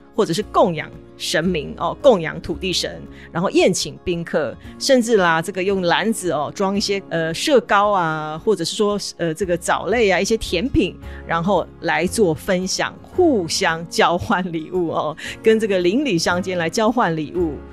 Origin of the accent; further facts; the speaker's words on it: Taiwan; 我们台湾人